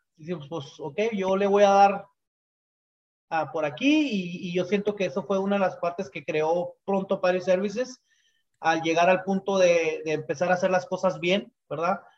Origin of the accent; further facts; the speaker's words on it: Chihuahua, Mexico; moved away as an adult; now in United States; orgullosamente eh, somos de Chihuahua